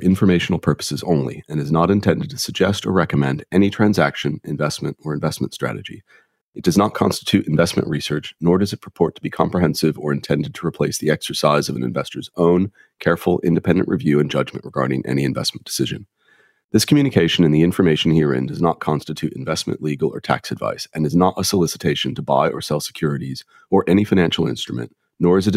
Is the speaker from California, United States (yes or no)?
no; Ohio, United States; as an American growing up in Ohio in the late 70s and early 80s